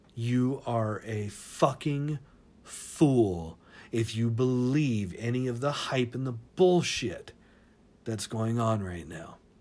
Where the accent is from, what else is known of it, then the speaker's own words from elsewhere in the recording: Tacoma, Washington, United States; moved away; also born or lived in Seattle; I grew up in Tacoma and Seattle and everything up in Washington